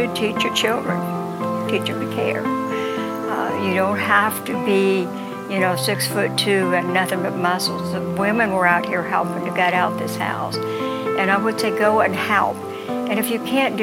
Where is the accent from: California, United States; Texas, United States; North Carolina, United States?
North Carolina, United States; New Bern; I'm from New Bern, North Carolina